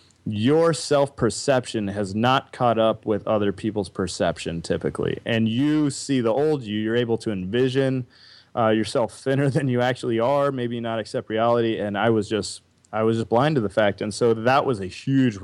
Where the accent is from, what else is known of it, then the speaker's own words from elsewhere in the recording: Wagoner, Oklahoma, United States; I was born in Wagner, Oklahoma